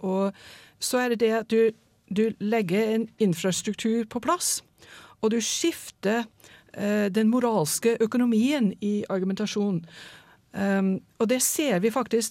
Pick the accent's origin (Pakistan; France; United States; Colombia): United States; now in Norway; USA stoler jeg ikke helt på, selv om det er mitt hjemland